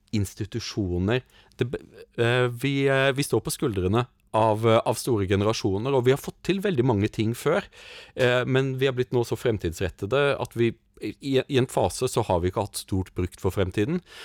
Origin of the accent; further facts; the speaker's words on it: Norway; som nordmann